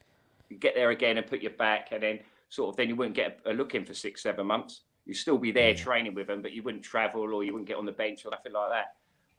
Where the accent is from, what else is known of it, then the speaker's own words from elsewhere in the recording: Slough, South East England, United Kingdom; I didn't live in Diggs because I'm from Slough. So me and Adam, we're from the same area. I've known Adam since we were about 10 years of age